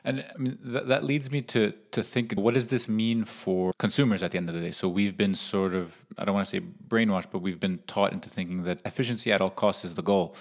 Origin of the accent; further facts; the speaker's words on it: New York City, New York, United States; I'm technically I'm from New York, but as most listeners and most people, maybe, maybe, most people don't know, but Staten Island does have a lot of Jersey at heart